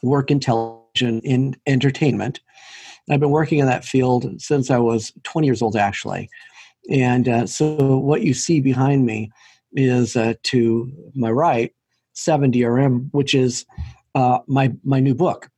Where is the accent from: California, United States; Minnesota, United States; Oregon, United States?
Oregon, United States; Portland; I grew up in Portland, Oregon, where I am right now.